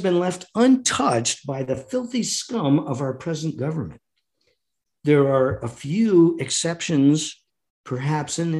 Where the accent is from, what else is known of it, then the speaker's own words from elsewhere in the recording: United States; we, the American people